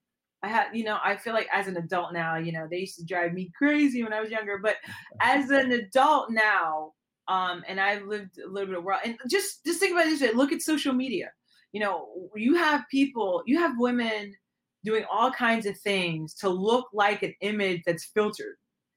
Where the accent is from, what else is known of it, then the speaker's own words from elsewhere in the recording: Aruba; also born or lived in Puerto Rico; I've lived on an island. I've lived in different places. I'm from Aruba. I'm Puerto Rico. I lived on Aruba